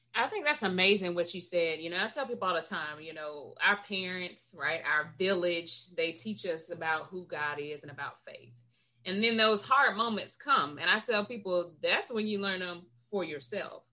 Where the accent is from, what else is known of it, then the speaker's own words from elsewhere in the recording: Gadsden County, Florida, United States; I grew up right outside of Tallahassee in Gadsden County.